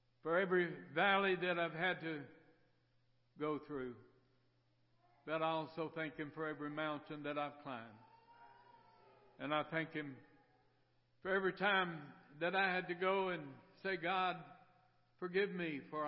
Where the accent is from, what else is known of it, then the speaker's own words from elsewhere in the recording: Miami, Florida, United States; moved away as an adult; I was raised in Miami, Florida, up until I was about 19, 20 years old